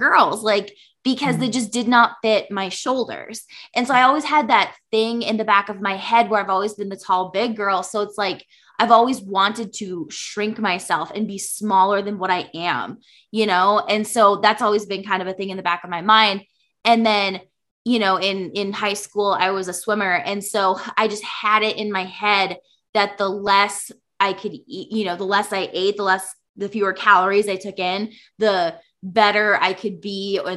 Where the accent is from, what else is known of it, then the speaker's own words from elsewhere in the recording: Minnesota, United States; now in Iowa, United States; I'm from Minnesota, but currently live in Iowa